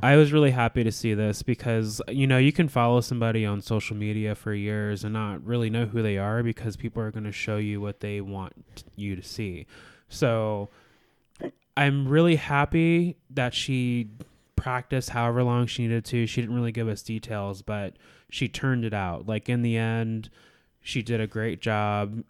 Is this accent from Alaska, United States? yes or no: yes; Alaska, United States; I born and raised in Alaska